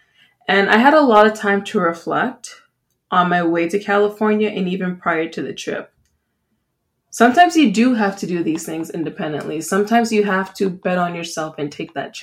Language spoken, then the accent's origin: English; Jamaica; now in Canada; I'm Jamaican